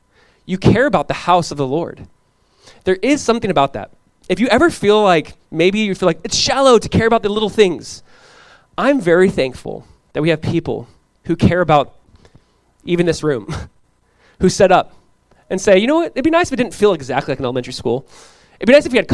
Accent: Southern California, United States; Growing up in Southern California, I went to Calvary

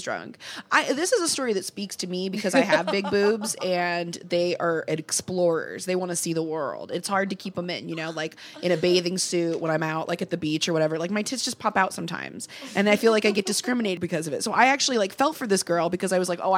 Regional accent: Fort Wayne, Indiana, United States; my hometown, Fort Wayne, Indiana

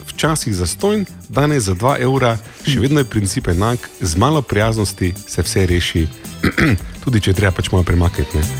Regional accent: Maribor, Drava, Slovenia; Kaj sem iz Maribora?

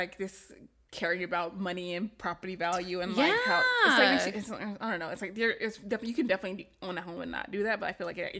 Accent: the South, United States; my essay that I wrote about growing up in the South. I don't think I wrote about it, but when we moved from the black part of the neighborhood to the white part of the neighborhood

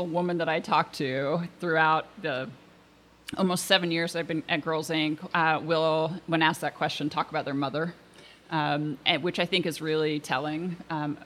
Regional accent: Portland, Oregon, United States; also born or lived in Washington, D.C.; I grew up here in Portland, and I attended an all-girls high school

